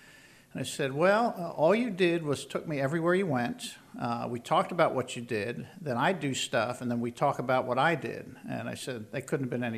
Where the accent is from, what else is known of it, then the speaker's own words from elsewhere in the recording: Philadelphia, Pennsylvania, United States; Grew up in the Philadelphia area